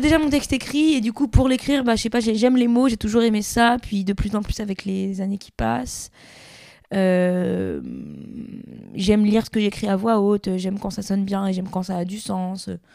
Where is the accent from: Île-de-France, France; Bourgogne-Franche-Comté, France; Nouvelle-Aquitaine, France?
Île-de-France, France; Gennevilliers; On a joué dans la rue à Gennevilliers, euh, qui est ma ville natale